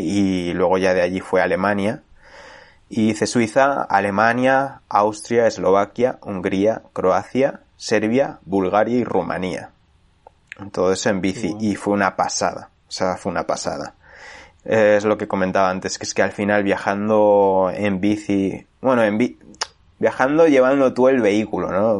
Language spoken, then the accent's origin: Spanish; Spain; moved away as an adult; also born or lived in London, United Kingdom; yo que había vivido toda la vida en mi pueblo de 500 habitantes